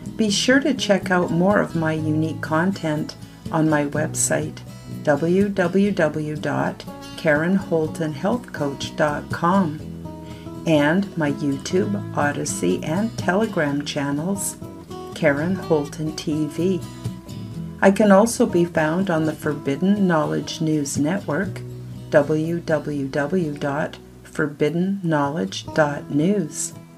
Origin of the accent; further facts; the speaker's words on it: Canada; I live in Canada, I'm a Canadian